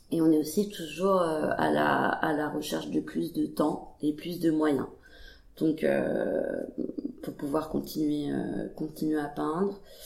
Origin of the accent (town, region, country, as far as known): Paris, Île-de-France, France; born or raised there; moved away